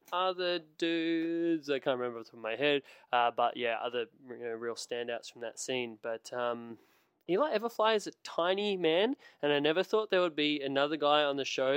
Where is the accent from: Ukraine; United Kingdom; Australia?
Australia; as an Australian